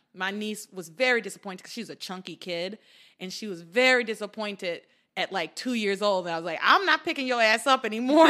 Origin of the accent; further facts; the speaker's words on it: Atlanta, Georgia, United States; my parents told me I was born in Atlanta